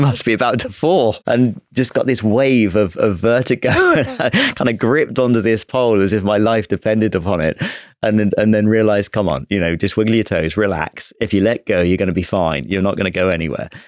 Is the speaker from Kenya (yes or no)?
no; United Kingdom; the Brit officer who joined